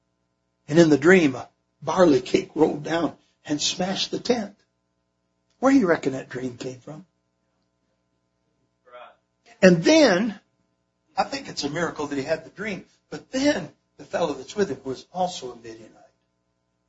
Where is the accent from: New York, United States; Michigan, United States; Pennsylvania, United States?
Michigan, United States; moved away as an adult; now in Indiana, United States; I'm from Michigan originally. I've lived in Indiana for over 40 years now.